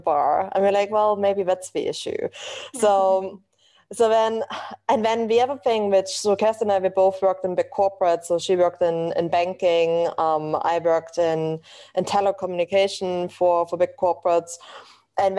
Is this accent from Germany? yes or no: yes; eastern Germany, Germany; English is a second language; moved away as an adult; now in London, United Kingdom; as you can probably tell from my accent, I'm originally from Germany.